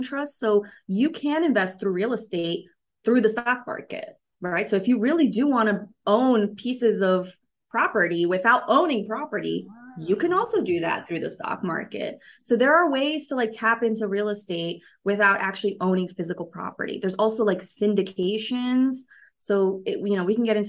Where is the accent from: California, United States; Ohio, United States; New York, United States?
New York, United States; I'm a city girl. I grew up in New York, you know, I lived in New York City for 15 years